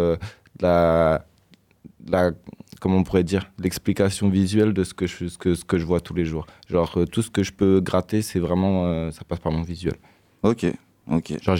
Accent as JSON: {"language": "French", "town": "Nantes", "region": "Pays de la Loire", "country": "France", "said": "Nantes 44."}